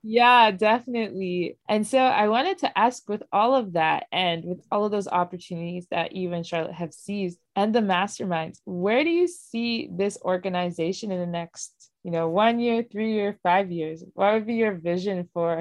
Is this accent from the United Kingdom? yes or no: no; Nigeria; I Nigerian born